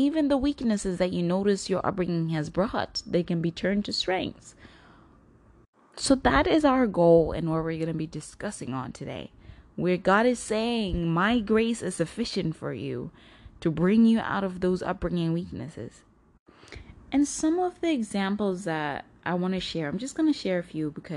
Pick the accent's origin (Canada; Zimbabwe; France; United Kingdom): Zimbabwe; now in United States; I grew up in Zimbabwe, a portion of my life